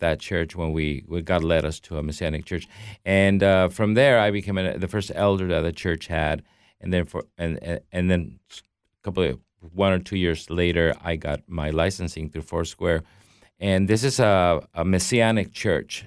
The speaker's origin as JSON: {"language": "English", "country": "Mexico", "tie": "born or raised there", "said": "I grew up in Mexico as a Catholic"}